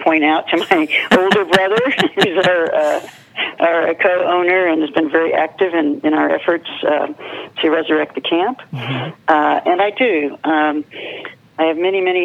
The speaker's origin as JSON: {"language": "English", "town": "Austin", "region": "Texas", "country": "United States", "tie": "born or raised there", "moved": "as an adult", "said": "I was born in Austin, Texas, born and raised there"}